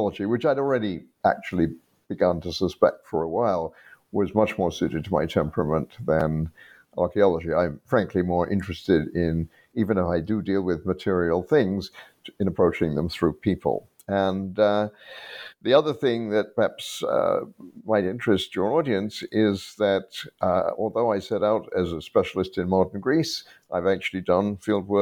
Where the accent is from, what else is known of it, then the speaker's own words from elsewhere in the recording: United Kingdom; I grew up in Britain. My background was that of a refugee family